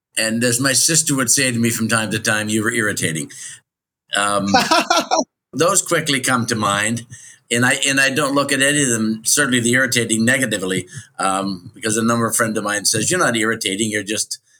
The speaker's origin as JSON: {"language": "English", "town": "Chatham", "region": "Ontario", "country": "Canada", "tie": "born or raised there", "also_born_or_lived": "Mexico / Arizona / Port Dover / Hamilton", "moved": "as an adult", "said": "I was born in Chatham, Ontario, Canada on the 15th of November, 1943."}